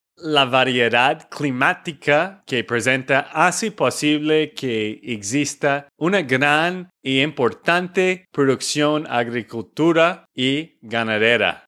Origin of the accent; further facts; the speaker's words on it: Texas, United States; de Texas, Estados Unidos